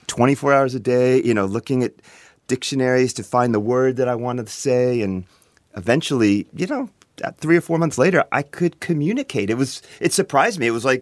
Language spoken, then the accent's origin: English; Reston, Virginia, United States; moved away as an adult; also born or lived in Pennsylvania; now in Japan; Okay, born and raised outside of Washington, D.C., in a place called Reston, Virginia